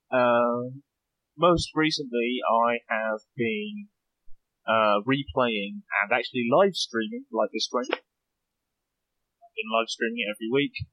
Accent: United States; also born or lived in Reading, California; I am from the United States on the East Coast right now.

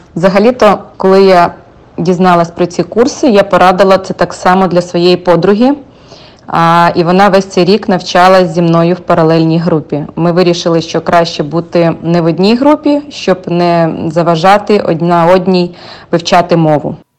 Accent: Ukraine; moved away as an adult; now in United States; Я з України.

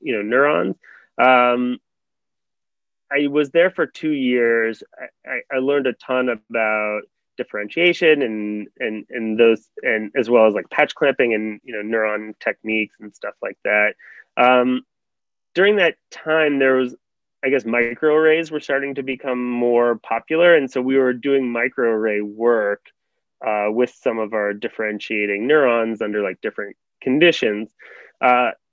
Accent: New York suburbs, United States; also born or lived in St. Louis, Missouri; I grew up in New York area, in the New York suburbs areas.

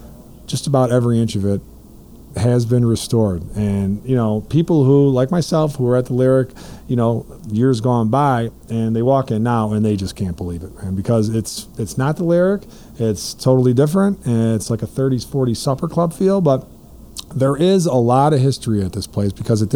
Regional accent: Blue Island, Illinois, United States; as a kid growing up in Blue Island

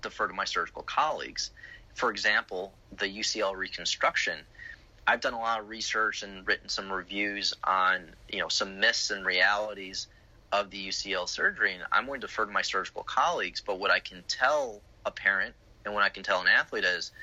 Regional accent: Chicago, Illinois, United States; now in Florida, United States; I grew up in Chicago

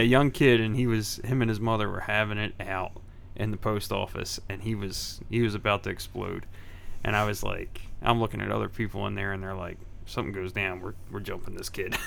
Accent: Philadelphia, Pennsylvania, United States; I grew up in Grace Ferry

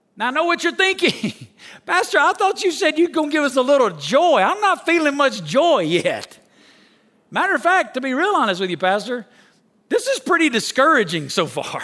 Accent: Alabama, United States; moved away as an adult; now in Las Vegas, United States; I'm from Alabama. When I moved to Las Vegas

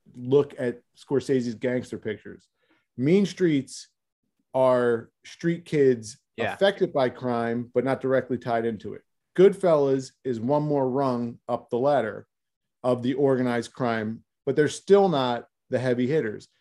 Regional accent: Philadelphia, Pennsylvania, United States; I'm from South Philadelphia. So right. an Italian American neighborhood in South Philadelphia

